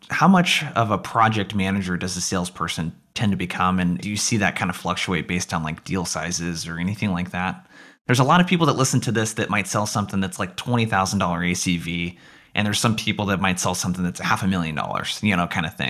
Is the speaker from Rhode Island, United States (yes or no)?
no; Oregon, United States; I grew up in Oregon.